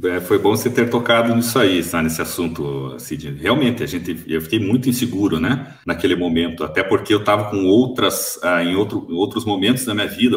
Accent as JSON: {"language": "Portuguese", "town": "Curitiba", "region": "Paraná", "country": "Brazil", "tie": "born or raised there", "moved": "as an adult", "lives_now": "Toledo, Brazil", "said": "morava em Curitiba até então, sou natural de Curitiba, capital do Paraná"}